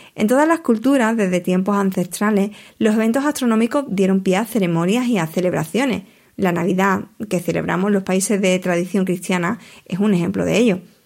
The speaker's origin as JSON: {"language": "Spanish", "town": "Huelva", "region": "Andalusia", "country": "Spain", "said": "mi tierra, de Huelva"}